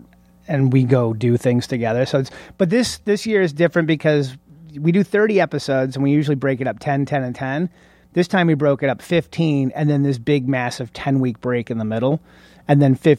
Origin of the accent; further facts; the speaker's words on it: Oscoda, Michigan, United States; So, I lived in Oscoda, Michigan, which is, way north.